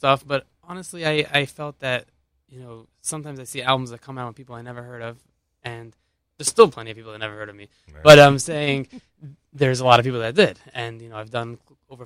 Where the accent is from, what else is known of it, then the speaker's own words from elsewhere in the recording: Los Angeles, California, United States; now in Lakewood, United States; I grew up in Los Angeles